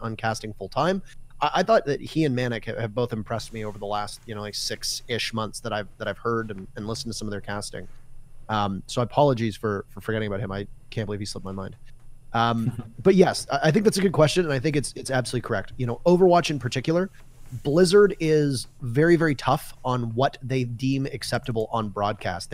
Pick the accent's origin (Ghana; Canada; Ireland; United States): Canada; as a Canadian, standing on Canadian soil